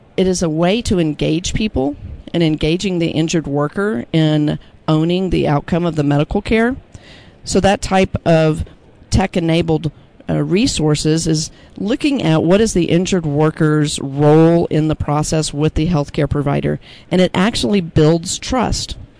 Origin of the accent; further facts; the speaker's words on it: Austin, Texas, United States; my hometown of Austin, Texas